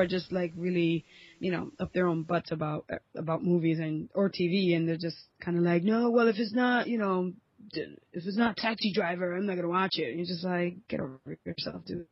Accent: New York, United States; I was born and raised in New York

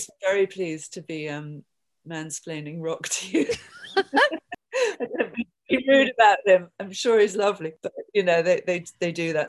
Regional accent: London, United Kingdom; now in New York, United States; I came to New York from London sort of accidentally

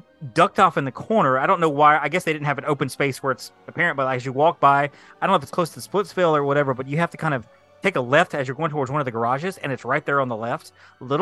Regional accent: Alabama, United States; I'm from Alabama

